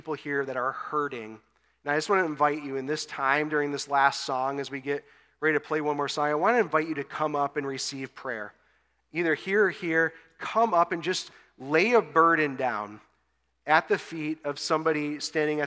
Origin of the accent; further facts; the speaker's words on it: West Bloomfield, Michigan, United States; moved away as an adult; also born or lived in Austin, Texas; back to my hometown here in West Bloomfield to plant a church